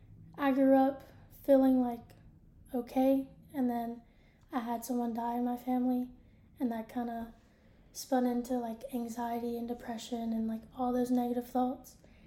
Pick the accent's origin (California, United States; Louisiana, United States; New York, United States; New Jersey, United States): Louisiana, United States; moved away as an adult; now in Nashville, United States; I'm from Louisiana. And then I moved here to Nashville to work with children in a group home.